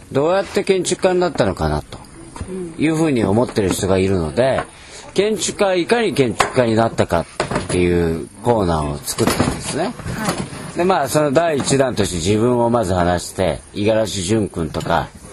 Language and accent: Japanese; Aichi, Japan; also born or lived in London, United Kingdom; 生まれも育ちも愛知県。